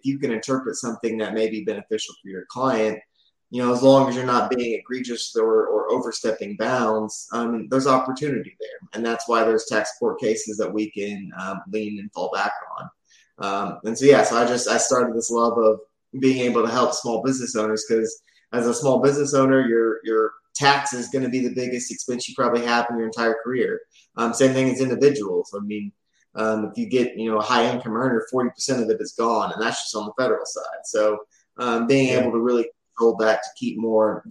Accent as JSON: {"language": "English", "town": "Oklahoma City", "region": "Oklahoma", "country": "United States", "lives_now": "Tulsa, United States", "said": "we're both from the Oklahoma City area."}